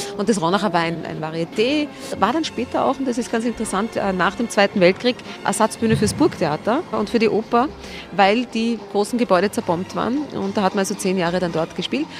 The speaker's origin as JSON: {"language": "German", "region": "Vienna", "country": "Austria", "said": "als Wiener"}